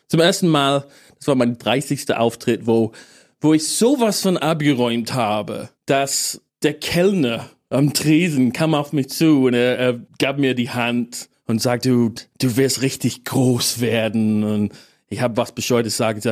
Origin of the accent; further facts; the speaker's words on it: England, United Kingdom; German is a second language; moved away as an adult; also born or lived in Edinburgh; now in Berlin, Germany; ich bin kein Deutscher, ich bin Engländer